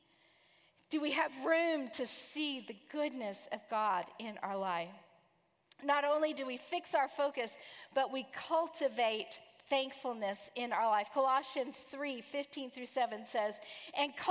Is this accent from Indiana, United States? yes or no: no; Texas, United States; now in Orlando, United States; I'm from Texas